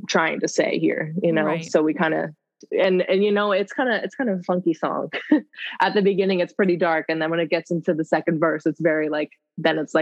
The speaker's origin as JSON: {"language": "English", "region": "Nova Scotia", "country": "Canada", "moved": "yes", "lives_now": "Los Angeles, United States", "said": "I'm a singer from Nova Scotia, Canada, but I actually am LA-based now"}